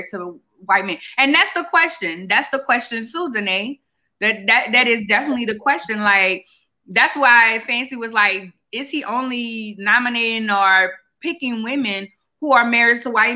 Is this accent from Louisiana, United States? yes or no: yes; New Orleans, Louisiana, United States; I'm from New Orleans